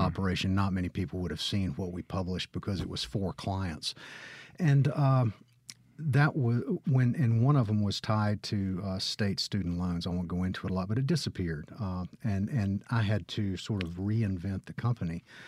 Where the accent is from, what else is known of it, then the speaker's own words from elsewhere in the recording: Gulfport, Mississippi, United States; moved away as an adult; now in Oxford, United States; I was born in Gulfport. My father was in law school